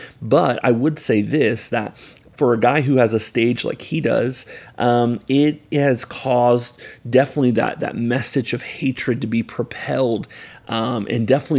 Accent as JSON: {"language": "English", "town": "Ocala", "region": "Florida", "country": "United States", "tie": "born or raised there", "said": "growing up, I grew up here in Ocala, Florida, which very much is a conservative county."}